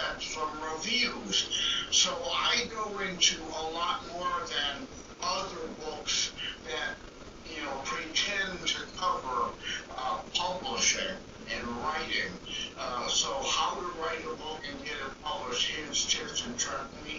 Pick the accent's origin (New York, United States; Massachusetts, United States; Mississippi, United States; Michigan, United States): Michigan, United States; Detroit; I'm from the Detroit, Michigan area